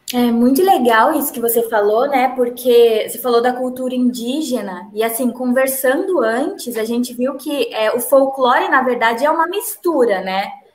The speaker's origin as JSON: {"language": "Portuguese", "region": "São Paulo", "country": "Brazil", "tie": "born or raised there", "said": "eu tenho família no interior de Minas Gerais e eu cresci em São Paulo capital."}